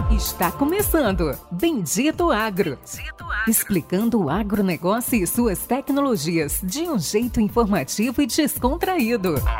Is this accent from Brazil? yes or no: no; Spain; Portuguese is a second language; moved away; eu sou espanhol e eu aprendi é, português de qualquer jeito